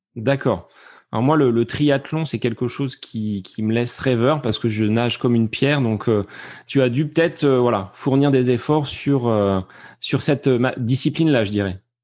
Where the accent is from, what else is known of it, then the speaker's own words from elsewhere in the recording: Beauce, Centre-Val de Loire, France; chez nous en Bosse